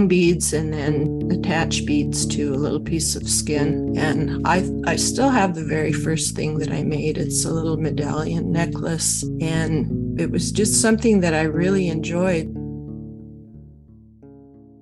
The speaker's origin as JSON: {"language": "English", "town": "Northway", "region": "Alaska", "country": "United States", "tie": "born or raised there", "said": "I was born and raised in Northway, Alaska"}